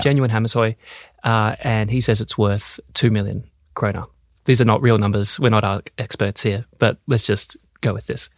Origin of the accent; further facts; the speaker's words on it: Australia; moved away as an adult; also born or lived in Melbourne, Australia; now in Denmark; an Australian lawyer, where I started my career at Ashurst in Melbourne and I've been in Denmark now for six years